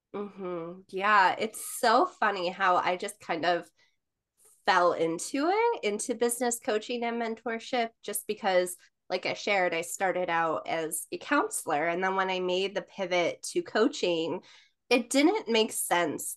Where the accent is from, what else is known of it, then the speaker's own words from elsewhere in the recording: New York, United States; I am from New York.